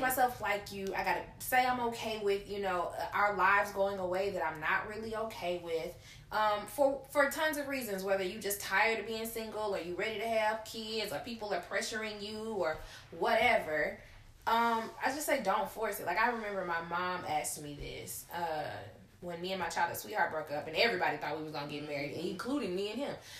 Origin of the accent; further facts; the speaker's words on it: Gulfport, Mississippi, United States; also born or lived in Hattiesburg; my hometown is Gulfport